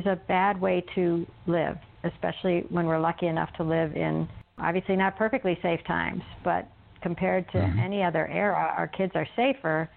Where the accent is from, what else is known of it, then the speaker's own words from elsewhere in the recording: suburbs of Chicago, Illinois, United States; We grew up in the suburbs of Chicago